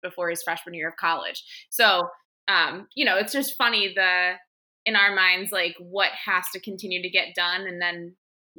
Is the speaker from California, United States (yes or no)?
no; Milwaukee, Wisconsin, United States; also born or lived in Madison, Wisconsin; I'm from Milwaukee, and I lived within less than a mile from Lake Michigan.